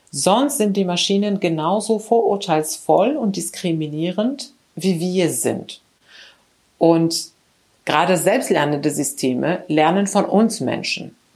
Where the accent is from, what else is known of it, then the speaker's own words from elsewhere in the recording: Morocco; moved away as an adult; also born or lived in Spain; now in Germany; ich bin in Marokko aufgewachsen. Äh, dann war ich in Spanien zum Studieren. Ich habe dort meinen mein Bachelor gemacht in Elektrotechnik, wie gesagt. Dann kam ich nach Deutschland